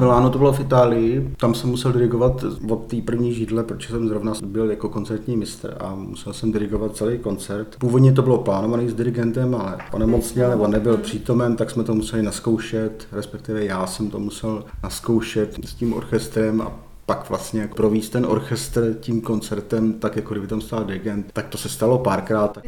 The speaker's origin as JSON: {"language": "Czech", "region": "Moravia", "country": "Czechia", "also_born_or_lived": "Kroměříž / Ostrava", "moved": "as an adult", "lives_now": "Pardubice, Czech Republic", "said": "já jsem z Moravy, já jsem byl nejdřív v Kroměříši na konzervatoři a pak jsem studoval v Ostravě na vysoké škole"}